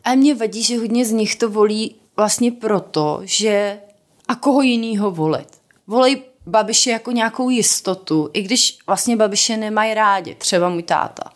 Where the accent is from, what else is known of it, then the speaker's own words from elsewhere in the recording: South Moravian Region, Czechia; now in Prague, Czech Republic; já jsem z Jižní Moravy